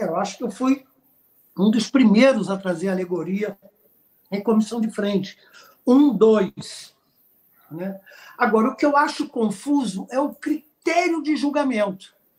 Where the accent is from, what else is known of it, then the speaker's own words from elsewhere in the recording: Brazil; nós somos brasileiros, artistas criativos